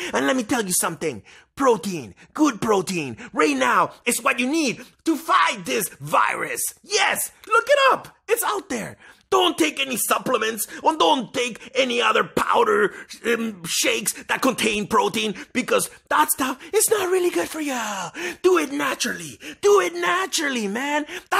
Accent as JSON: {"language": "English", "country": "Canada", "said": "We are human and we are Canadian."}